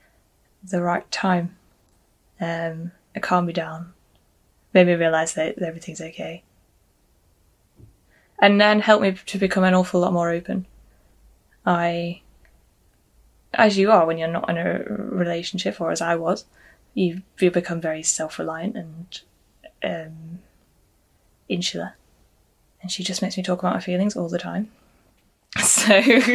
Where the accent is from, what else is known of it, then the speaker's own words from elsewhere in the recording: Preston / Blackburn, the Northwest, North West England, United Kingdom; I'm from Preston, I suppose, or Blackburn, the Northwest.